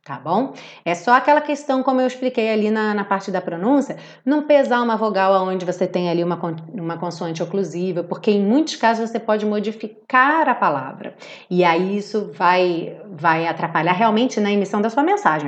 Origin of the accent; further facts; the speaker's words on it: Rio de Janeiro, Brazil; Eu tô aqui falando do Rio de Janeiro com meu sotaque